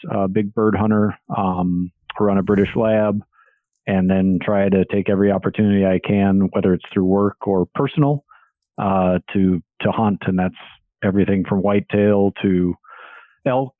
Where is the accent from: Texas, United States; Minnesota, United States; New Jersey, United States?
Minnesota, United States; I'm from Minnesota, currently live in Minnesota